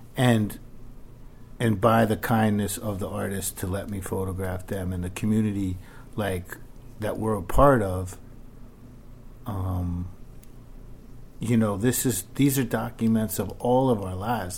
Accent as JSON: {"language": "English", "town": "New York City", "region": "New York", "country": "United States", "tie": "born or raised there", "said": "I lived in Queens till I was about five"}